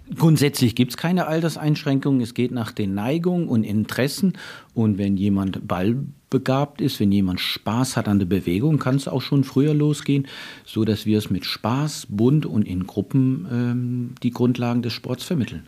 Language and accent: German; Northern Germany, Germany; also born or lived in Canada; now in Freiburg, Germany; in Kanada geboren, Norddeutschland aufgewachsen